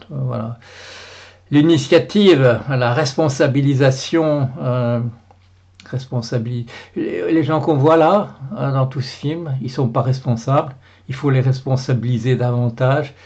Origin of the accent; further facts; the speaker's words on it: Belgium; je suis, je suis, belge. Voilà, je suis belge